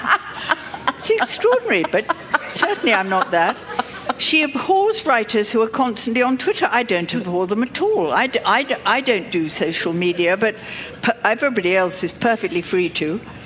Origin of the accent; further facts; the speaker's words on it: England, United Kingdom; I'm from England